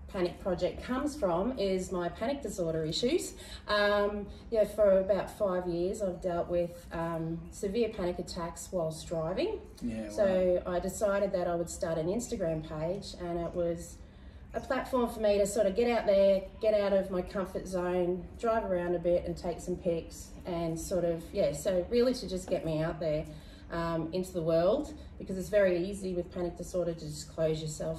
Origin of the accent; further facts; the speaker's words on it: Bribie Island, Queensland, Australia; I grew up on Bribie